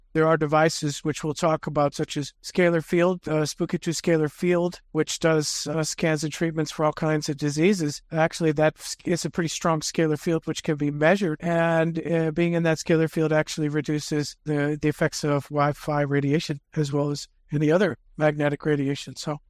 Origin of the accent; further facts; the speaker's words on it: Pennsylvania, United States; I came from Pennsylvania. I didn't go out that much during the winter. It was too dang cold out.